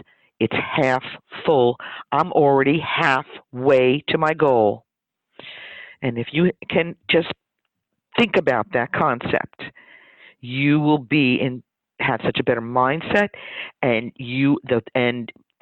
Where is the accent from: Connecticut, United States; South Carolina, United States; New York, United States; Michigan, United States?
New York, United States; New York City; I was born in Brooklyn